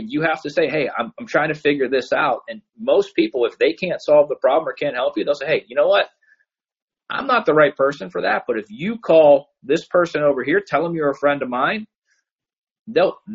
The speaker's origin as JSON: {"language": "English", "town": "Pittsburgh", "region": "Pennsylvania", "country": "United States", "tie": "born or raised there", "moved": "yes", "lives_now": "Cleveland, United States", "said": "growing up in Pittsburgh, you know, I live in Cleveland now"}